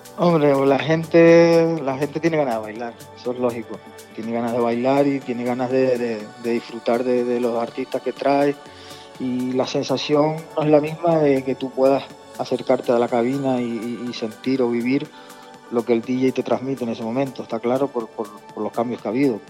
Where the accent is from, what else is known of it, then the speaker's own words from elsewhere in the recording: Tenerife, Canary Islands, Spain; yo soy nacido en Tenerife